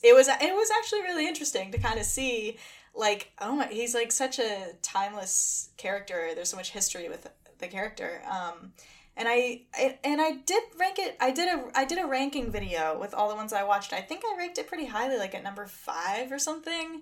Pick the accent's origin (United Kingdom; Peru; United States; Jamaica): United States; Massachusetts; also born or lived in Boston; I grew up in the middle of nowhere in Massachusetts, but I now live in Boston